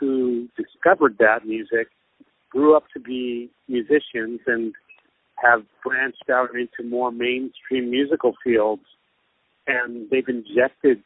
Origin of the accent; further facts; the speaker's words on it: United States; now in Japan; where I grew up in America